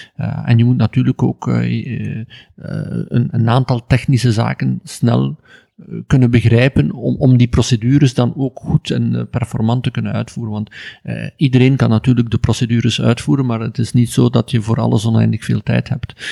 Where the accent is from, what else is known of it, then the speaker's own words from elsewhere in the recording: Ghent, Flanders, Belgium; ik ben opgegroeid in Gent, eh, in Ledenberg, een kleine deelgemeente van Gent